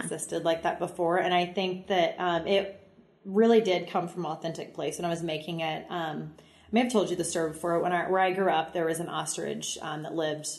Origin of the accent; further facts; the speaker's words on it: Central Missouri, United States; born and raised in Central Missouri on a farm